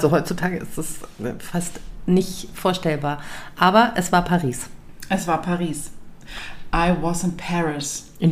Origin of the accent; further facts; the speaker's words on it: Munich, Bavaria, Germany; Also jetzt bin ich ja aufgewachsen in der Wohnung hier in München in der Baderstraße, da habe ich als Kind gelebt.